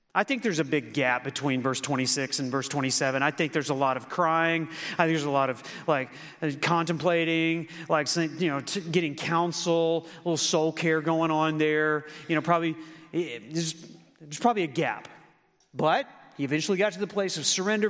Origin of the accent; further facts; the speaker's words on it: Lawton, Oklahoma, United States; moved away as an adult; also born or lived in Memphis, Tennessee / Newport, Arkansas / Michigan; I grew up in Lawton, Oklahoma, and I met the Lord there